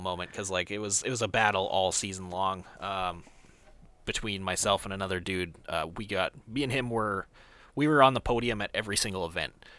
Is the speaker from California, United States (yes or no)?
no; near Fargo, North Dakota, United States; it was the one that was closest to my hometown. It was in, uh, Fargo, North Dakota